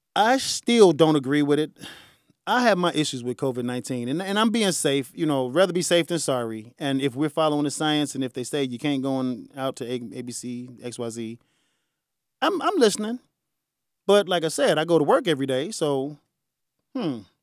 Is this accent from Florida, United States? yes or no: no; Chicago, Illinois, United States; I'm from the South Side